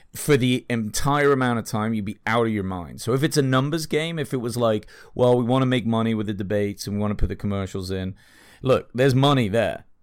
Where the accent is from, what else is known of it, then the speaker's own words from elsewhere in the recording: England, United Kingdom; I'm English